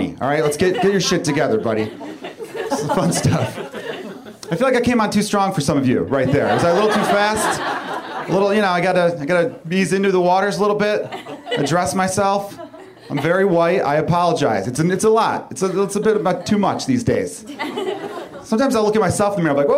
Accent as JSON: {"language": "English", "town": "Chicago", "region": "Illinois", "country": "United States", "moved": "as an adult", "said": "I'm from Chicago. I'm here about 2 years now"}